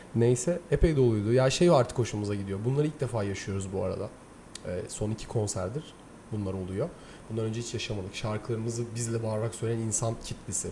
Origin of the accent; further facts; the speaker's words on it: Zonguldak, Turkey; Ben Zonguldaklıyım